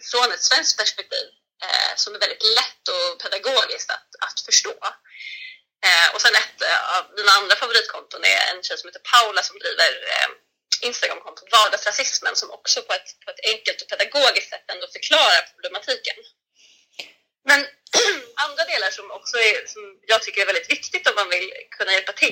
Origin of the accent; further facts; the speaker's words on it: Sweden; jag är från Sverige. Jag är född här i Sverige. Jag är ifrån Sverige.